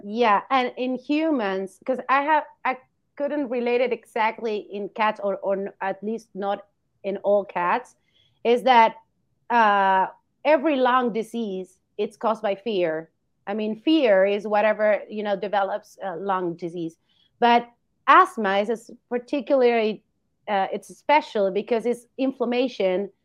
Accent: Argentina; moved away as an adult; I come from Argentina. I've studied there, but I've been moving around

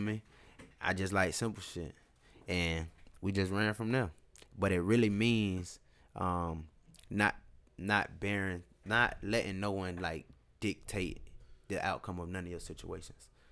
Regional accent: Tampa, Florida, United States; I was just from West Temple

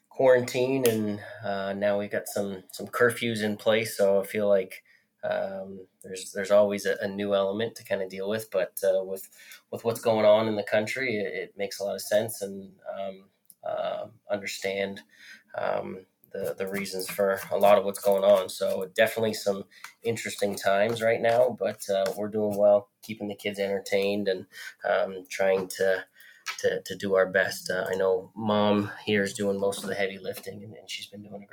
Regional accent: Canada; accent: Canadian; moved away as an adult; now in Lynchburg, United States; growing up in Canada

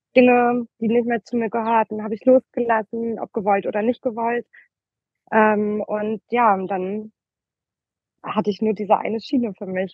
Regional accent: Oldenburg, Lower Saxony, Germany; moved away as an adult; also born or lived in Berlin; tatsächlich komme ich aus ähm, Oldenburg

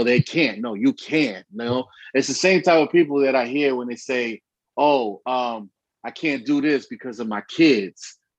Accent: Bronx, New York, United States; also born or lived in Allentown; I'm originally from the Bronx and obviously from Allentown

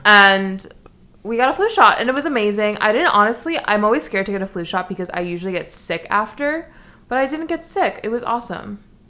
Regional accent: New York City, New York, United States; I'm from New York City, even

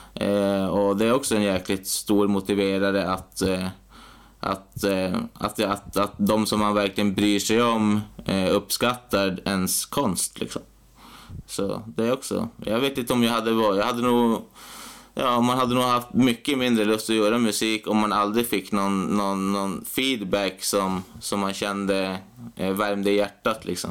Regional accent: Piteå, Norrbotten County, Sweden; also born or lived in Umeå; Jag är född här i Piteå och bott här hela mitt liv.

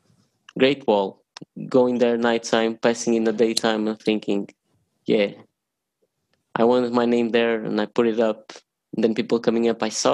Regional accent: Portugal; I was born in Portugal.

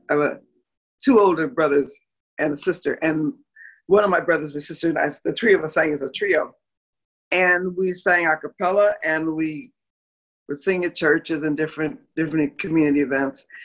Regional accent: Moline, Illinois, United States; Moline, Illinois. It's about 180 miles southwest of Chicago.

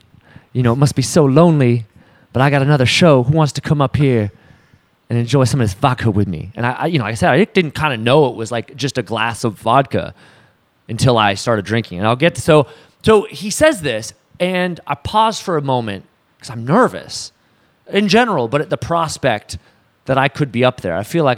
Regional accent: Portland, Oregon, United States; Here. I'm from here.

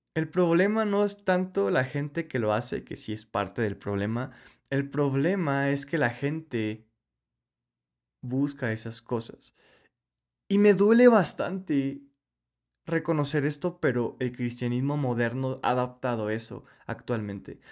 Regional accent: Mexico; Yo soy mexicano

